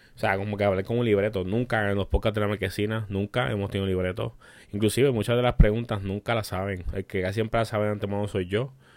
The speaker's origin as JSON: {"language": "Spanish", "country": "Puerto Rico", "said": "Somos puertorriqueños y tenemos un humor negro"}